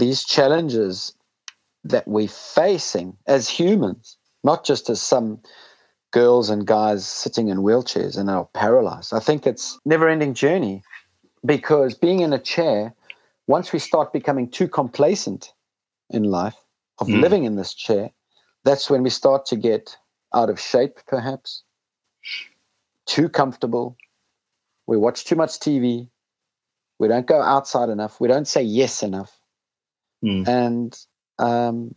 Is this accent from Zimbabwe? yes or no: yes; Zimbabwe; moved away; also born or lived in South Africa; I grew up in Rhodesia in a civil war in Zimbabwe